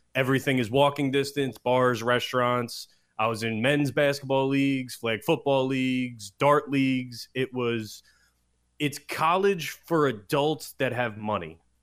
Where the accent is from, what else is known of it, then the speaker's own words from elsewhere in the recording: New Jersey, United States; also born or lived in Hoboken; I was born in Jersey. I've always lived in Jersey. I will die in Jersey